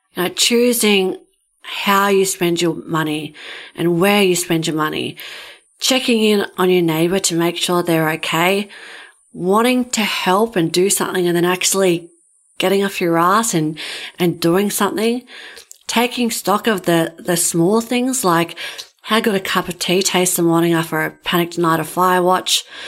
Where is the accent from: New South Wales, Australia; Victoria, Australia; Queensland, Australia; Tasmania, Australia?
New South Wales, Australia; Ulladulla; My hometown is Ulladulla and it's on the south coast of New South Wales.